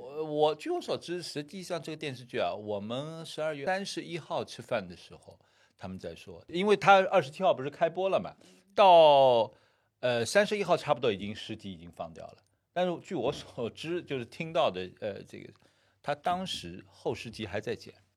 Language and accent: Chinese; Shanghai, China; 我们上海